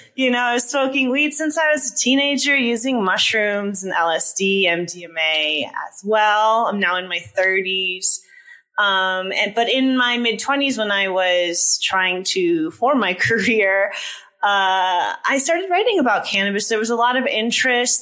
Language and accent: English; East Coast, United States; moved away; I'm also from the East Coast.